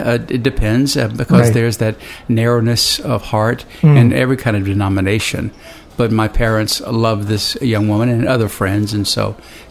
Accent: the South, United States; now in Memphis, United States; you grew up with the perceptions that we had growing up in the South in the 40s and 50s.

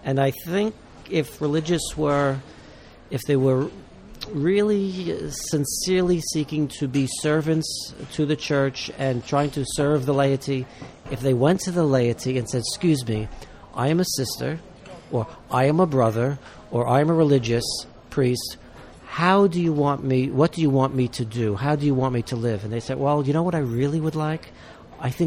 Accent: New York City, New York, United States; I'm a New Yorker

